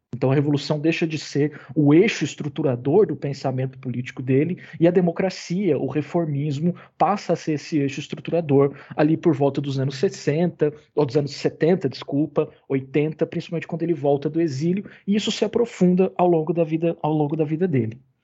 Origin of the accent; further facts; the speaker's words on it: Uberaba, Minas Gerais, Brazil; lá em Uberaba, de onde eu sou